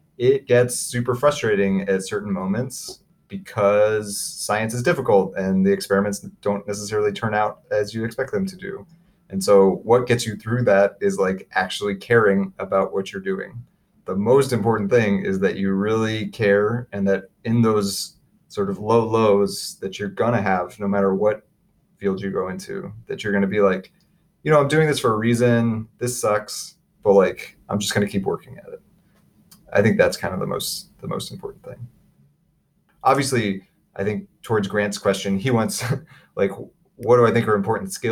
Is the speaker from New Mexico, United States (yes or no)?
no; Dayton, Ohio, United States; moved away as an adult; also born or lived in Los Angeles, California; now in North Carolina, United States; I was born and raised in Dayton, Ohio, the birthplace of aviation